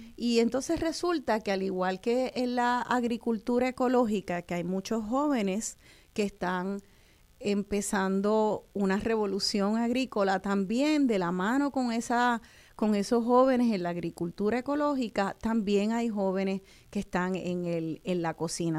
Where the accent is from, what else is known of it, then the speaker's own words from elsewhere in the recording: Puerto Rico; en verano nos gusta explorar nuestro país